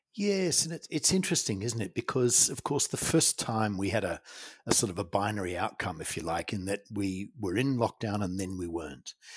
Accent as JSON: {"language": "English", "country": "New Zealand", "tie": "born or raised there", "said": "I grew up in New Zealand, a Kiwi boy. I'm in a farming community."}